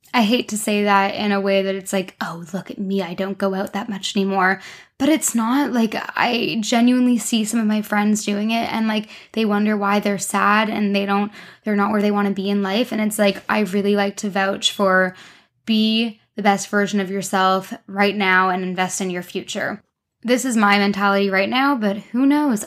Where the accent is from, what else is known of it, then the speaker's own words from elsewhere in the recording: Canada; accent: Canadian; moved away as an adult; now in London, United Kingdom; I'm Canadian, hence my accent, not very British